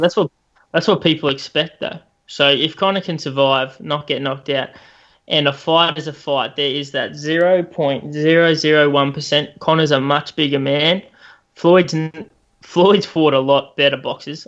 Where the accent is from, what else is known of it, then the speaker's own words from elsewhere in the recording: Australia; as an Aussie